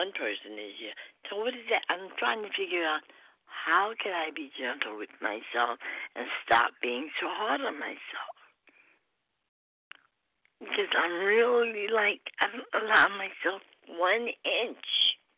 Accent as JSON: {"language": "English", "region": "New York", "country": "United States", "also_born_or_lived": "Trinidad", "said": "I've been living in Trinidad most of the time. I'm from New York, but I was living in Trinidad."}